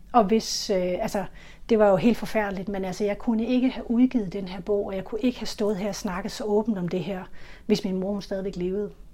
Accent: Funen, Southern Denmark, Denmark; Jeg er vokset op på Fyn

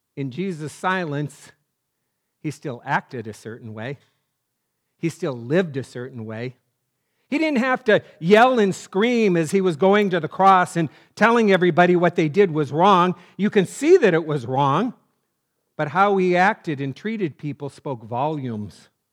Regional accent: North Dakota, United States; I'm from North Dakota

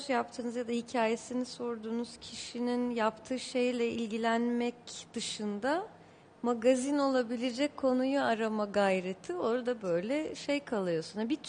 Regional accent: Beirut, Beirut Governorate, Lebanon; born there; Beyrut'ta doğdum. Hayır doğmaz olaydım diye geçti bu 20 yılım.

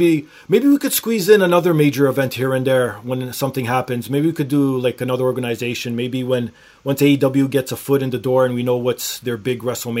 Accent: Canada; I felt pride as being a Canadian.

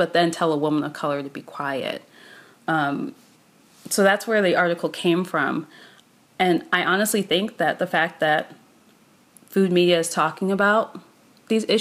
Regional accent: Maryland, United States; I grew up in Maryland

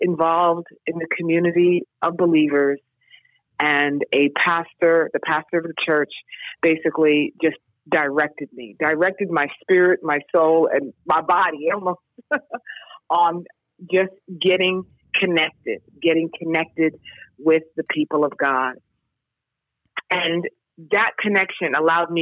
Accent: New York City, New York, United States; also born or lived in Syracuse; I grew up in New York City

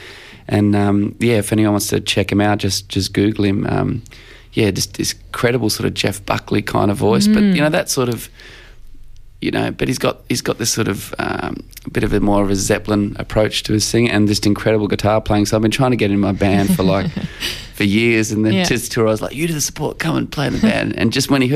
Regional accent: Australia; I describe myself as an Australian songwriter

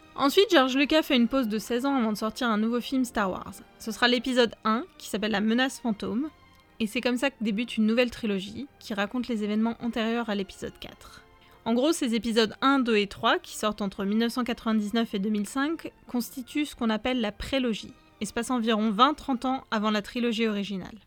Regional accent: Nantes, Pays de la Loire, France; Et moi, je viens de Nantes

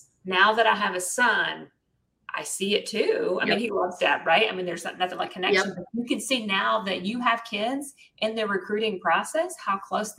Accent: the South, United States; I'm from the South.

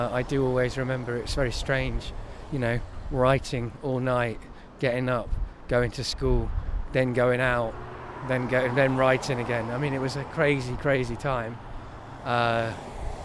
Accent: Cardiff, Wales, United Kingdom; moved away; also born or lived in Coventry; Canton, where I grew up

